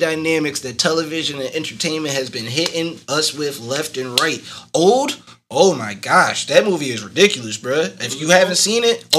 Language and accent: English; Arkansas, United States; also born or lived in Ghana; my parents are from Ghana. I was born there, but I have nothing, no clue about it. I grew up in Arkansas.